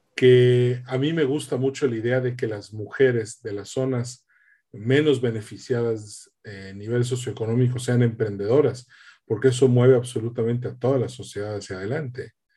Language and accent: Spanish; Mexico